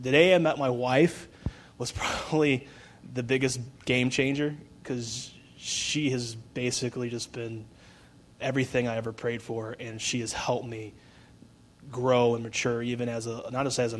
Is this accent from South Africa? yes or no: no; Brunswick, United States; Well, I've been born and raised in Brunswick. I thought after high school I'd never come back, but God had other plans.